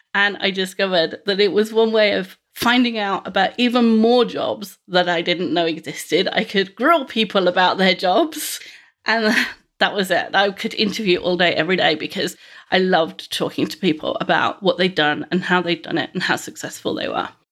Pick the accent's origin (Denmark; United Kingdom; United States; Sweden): United Kingdom; London; I grew up in West London, the eldest of three children